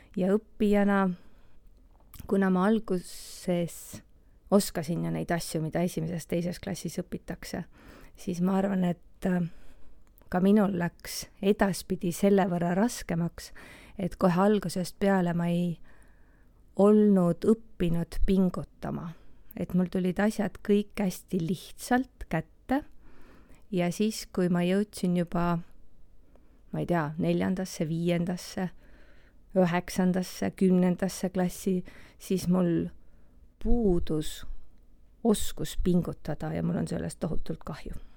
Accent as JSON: {"language": "Estonian", "town": "Elva", "region": "Tartu County", "country": "Estonia", "tie": "born or raised there", "moved": "as an adult", "lives_now": "Tartu, Estonia", "said": "Elvas sündinud ja kasvanud Elvas ka koolis käinud"}